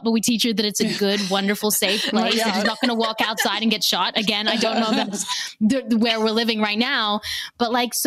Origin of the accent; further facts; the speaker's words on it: South Africa; I was born in South Africa, and my parents would leave